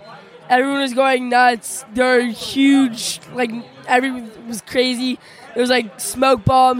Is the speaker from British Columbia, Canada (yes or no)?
no; Toronto, Ontario, Canada; I'm from Toronto.